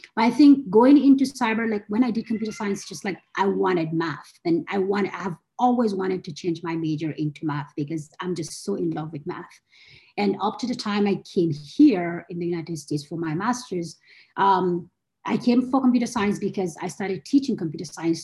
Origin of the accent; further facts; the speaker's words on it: Gombe, Gombe State, Nigeria; moved away as an adult; also born or lived in Abuja, Nigeria / Kano, Nigeria; I, was born and brought up in Gombe